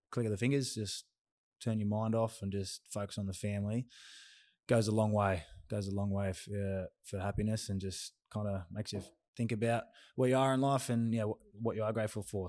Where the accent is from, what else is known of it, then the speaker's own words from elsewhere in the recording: Myrtleford, Victoria, Australia; I'm a small country town man, um, from Myrtleford, which is Northeast Victoria